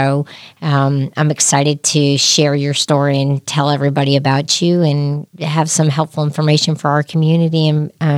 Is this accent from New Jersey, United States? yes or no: yes; New Jersey, United States; now in Lexington, United States; even though I'm from Jersey.